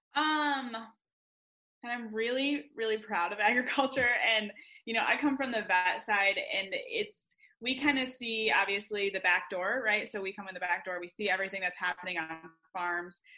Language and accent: English; west Michigan, United States; moved away as an adult; now in Ohio, United States; I grew up in Michigan on the west side of the state